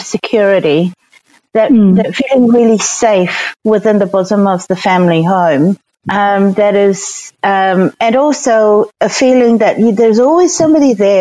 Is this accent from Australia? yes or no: no; Singapore; now in New Zealand; growing up in Singapore was pretty magical